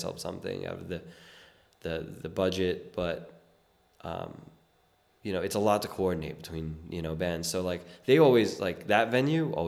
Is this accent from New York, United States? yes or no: yes; New York City, New York, United States; I was born and raised in South Brooklyn